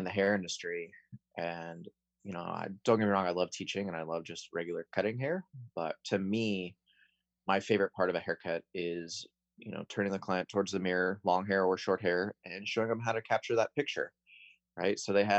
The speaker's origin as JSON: {"language": "English", "town": "Chico", "region": "California", "country": "United States", "tie": "born or raised there", "said": "I grew up in Chico, so I grew up around the Sierra Nevada culture"}